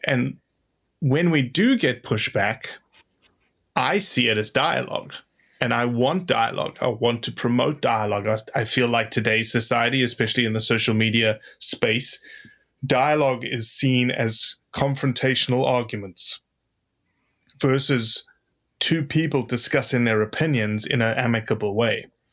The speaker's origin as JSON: {"language": "English", "town": "Johannesburg", "region": "Gauteng", "country": "South Africa", "tie": "born or raised there", "moved": "as an adult", "lives_now": "United States", "said": "I grew up in Johannesburg, South Africa, of eight and a half million people"}